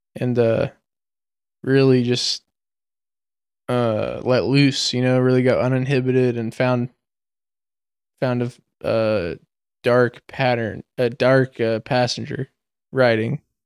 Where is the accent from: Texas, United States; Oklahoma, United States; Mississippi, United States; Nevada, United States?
Nevada, United States; Reno; moved away as an adult; also born or lived in San Francisco; I'm a kid from Reno